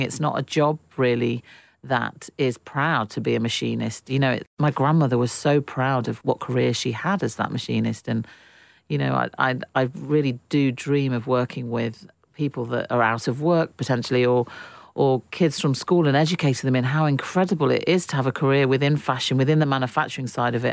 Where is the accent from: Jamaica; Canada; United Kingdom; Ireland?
United Kingdom; Derbyshire, East Midlands; I grew up in Derbyshire, which was a real hub for manufacturing